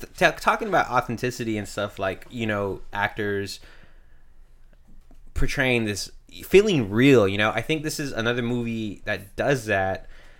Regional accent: United States; I'm American.

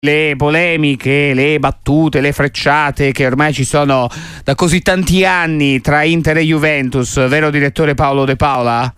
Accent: Tuscany, Italy; noi da qua in studio, da Toscani

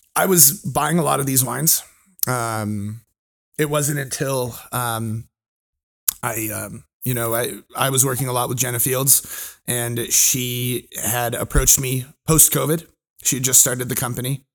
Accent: California, United States; moved away; also born or lived in Hawaii; I'm originally from California, my family lives in Orange County.

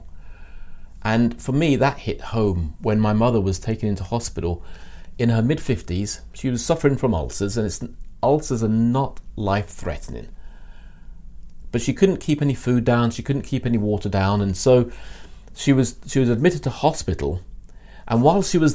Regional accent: London, United Kingdom; I was born in North London in the mid-60s.

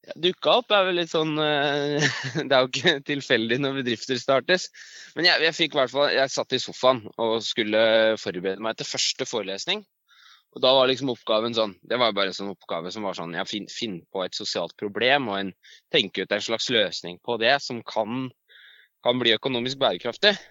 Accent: Elverum, Innlandet, Norway; moved away as an adult; also born or lived in Tynset / Trondheim; jeg er fra Elverum, eller jeg er født på Tynset og vokste opp i Elverum, så jeg er eh, hedmarking.

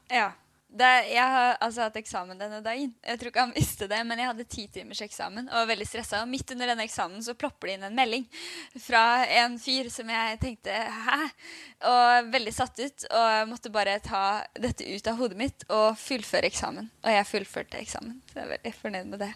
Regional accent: Oslo, Norway; moved away as an adult; now in Bergen, Norway; Vi er jo begge fra Oslo

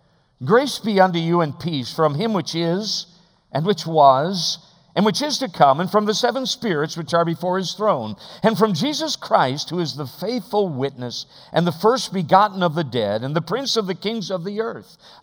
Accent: Alaska, United States; we are from Alaska, the great state of Alaska

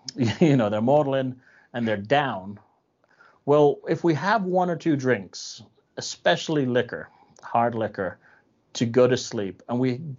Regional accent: Ireland; I'm Irish, so it's in my culture to make sure that that I have that in my system at all times.

